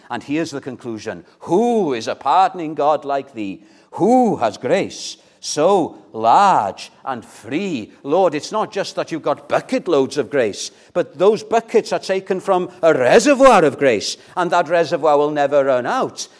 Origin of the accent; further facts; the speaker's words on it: Llandudno, Wales, United Kingdom; moved away; When I was living in Llandudno, I was brought up in North Wales, Llandudno, the Queen of Welsh Resorts